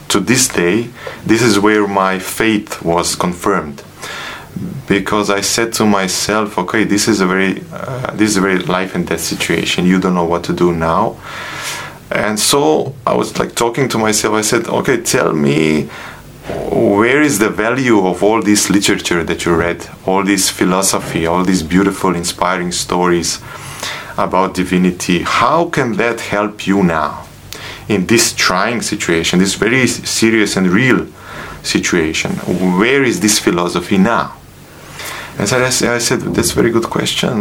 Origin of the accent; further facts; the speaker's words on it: Sarajevo, Federation of Bosnia and Herzegovina, Bosnia & Herzegovina; moved away as an adult; now in Slovenia; I was born in Sarajevo. I was I grew up there, uh, finished my high school there